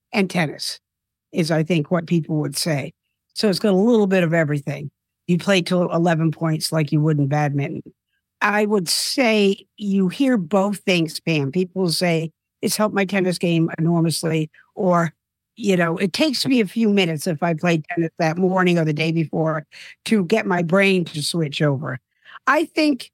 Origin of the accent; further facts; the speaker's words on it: South Dartmouth, Massachusetts, United States; moved away as an adult; also born or lived in New York; moved back to my hometown of South Dartmouth, Massachusetts